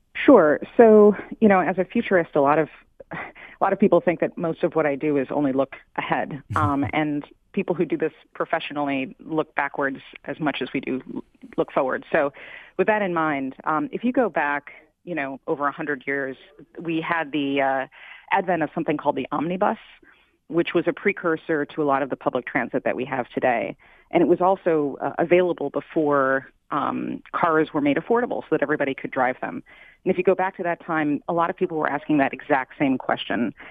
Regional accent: Midwest, United States; moved away; I'm from the Midwest originally.

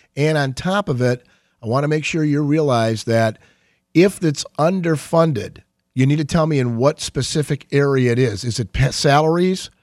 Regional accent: Saint Clair Shores, Michigan, United States; I grew up in Saint Clair Shores, and, um, I practiced law thirty years in Macomb County. I'm homegrown in Macomb. I never left

